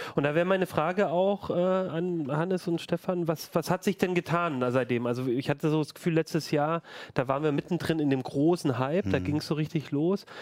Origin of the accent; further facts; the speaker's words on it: Ulm, Baden-Württemberg, Germany; now in Hanover, Germany; in meiner Heimatstadt Ulm